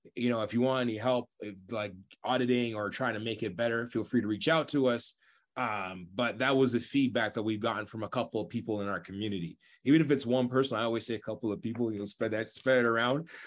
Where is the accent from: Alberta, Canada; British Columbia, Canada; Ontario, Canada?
Ontario, Canada; Toronto; I love being from Toronto